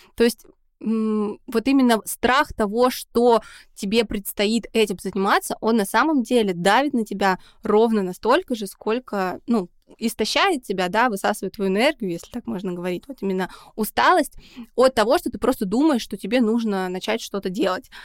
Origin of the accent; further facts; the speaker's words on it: Saint Petersburg, Russia; мы из Санкт-Петербурга